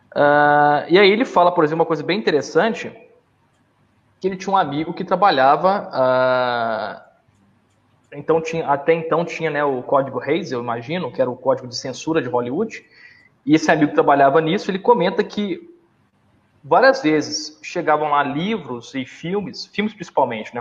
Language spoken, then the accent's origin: Portuguese; Minas Gerais, Brazil; na minha terra, Minas Gerais